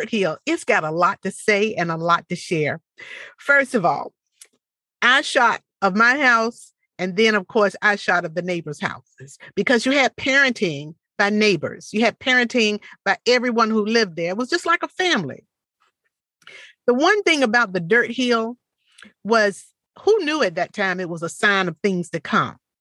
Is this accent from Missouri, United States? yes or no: no; Portsmouth, Virginia, United States; my hometown, Portsmouth, Virginia